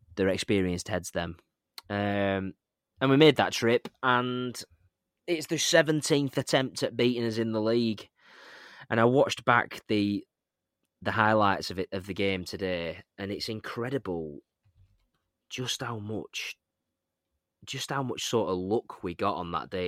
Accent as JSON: {"language": "English", "area": "East Lancashire", "region": "North West England", "country": "United Kingdom", "said": "We're from East Lancashire."}